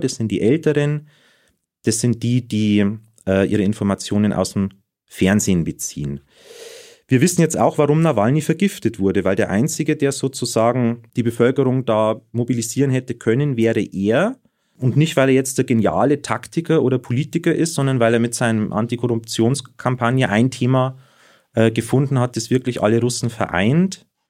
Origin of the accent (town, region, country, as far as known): Germany